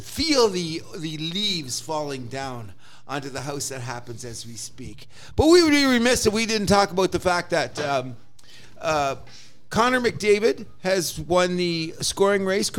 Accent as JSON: {"language": "English", "town": "Windsor", "region": "Ontario", "country": "Canada", "tie": "born or raised there", "moved": "as an adult", "lives_now": "Toronto, Canada", "said": "I grew up in Windsor, which is one of the pizza capitals of Canada. And it's got a good Italian population."}